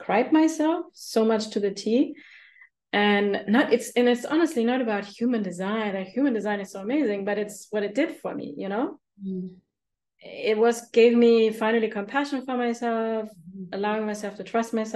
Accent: Germany; I grew up in Germany.

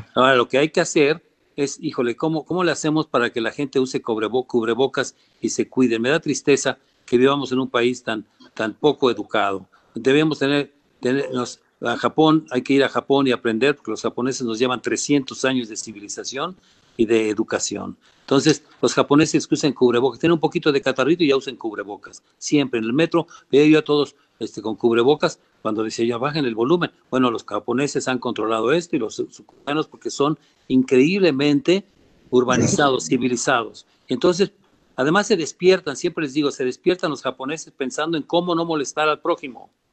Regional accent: Mexico; moved away; yo amo a este país como, como, como buen mexicano

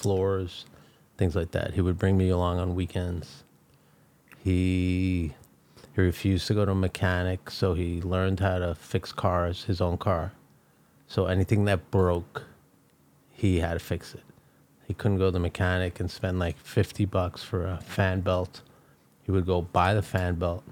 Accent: New York City, New York, United States; I grew up in Brooklyn, New York

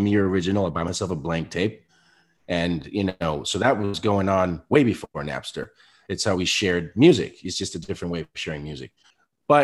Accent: Spain; I came from Spain, you know, my mother's black, my father's Puerto Rican. I grew up listening, you know, Motown and hip hop.

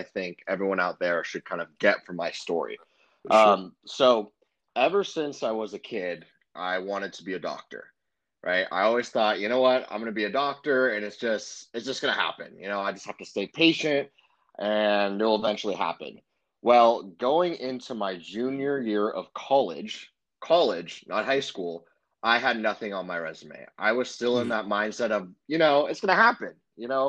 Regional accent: Los Angeles, California, United States; I'm from Los Angeles

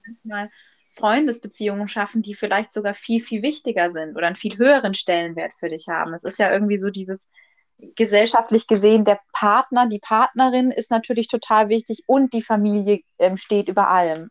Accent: Germany; Bei uns in Deutschland

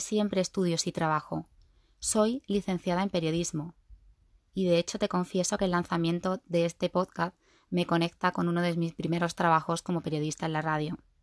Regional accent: Seville, Andalusia, Spain; Sevillana de nacimiento y de sentimiento

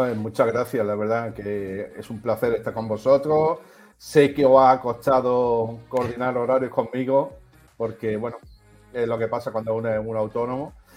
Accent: Melilla, Spain; yo soy de Melilla.

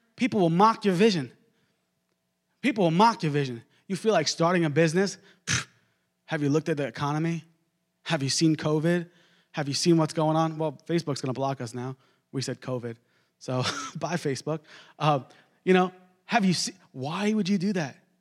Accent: Long Island, New York, United States; I grew up in Long Island, New York

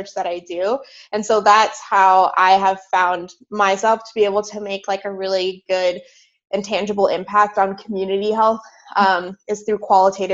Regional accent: Southern California, United States; moved away as an adult; also born or lived in Philadelphia, Pennsylvania; now in Pittsburgh, United States; I grew up in Southern California, and that's honestly where I spent all of my childhood

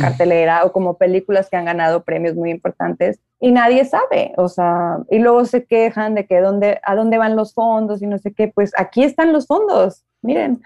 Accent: Nuevo León, Mexico; moved away as an adult; also born or lived in Mexico City; Ale y yo, que somos de aquí de Nuevo León

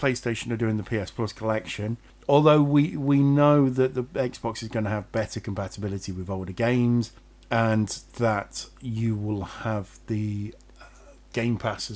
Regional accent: England, United Kingdom; We're British. English.

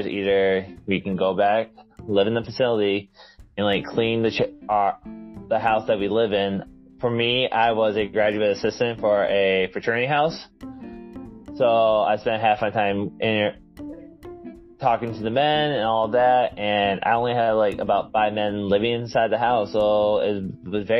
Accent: Port Huron, Michigan, United States; moved away; also born or lived in South Dakota; I'm originally from Port Huron, Michigan

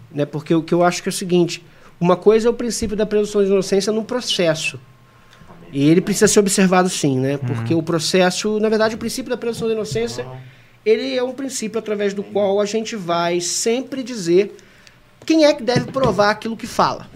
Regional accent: Brazil; sou brasileiro

